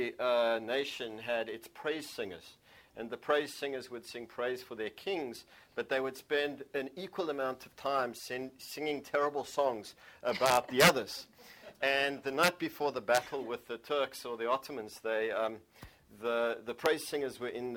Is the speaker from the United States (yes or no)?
no; South Africa; I come from South Africa, which is a country that is a few hundred years old.